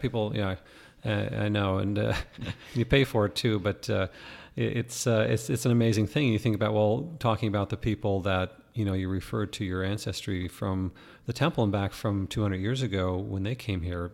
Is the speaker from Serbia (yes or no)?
no; Canada; now in Arizona, United States; growing up in Canada